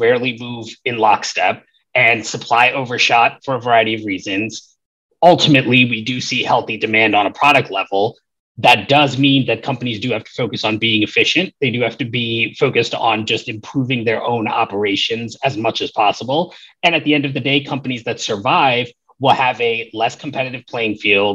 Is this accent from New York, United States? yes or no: yes; New York City, New York, United States; moved away as an adult; now in Los Angeles, United States; I grew up in the Bronx in New York, and, you know, I lived there from 1988 to 2013